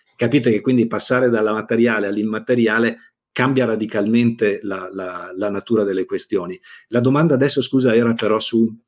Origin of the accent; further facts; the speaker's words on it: Negrar, Veneto, Italy; io sono nato a Negrar, provincia di Verona